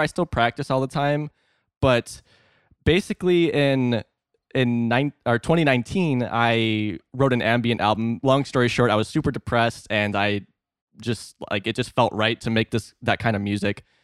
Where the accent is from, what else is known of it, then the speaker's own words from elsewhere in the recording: Northeast Illinois, United States; I'm actually from Northeast Illinois, so like an hour and a half outside of Chicago is where I spent most of my life.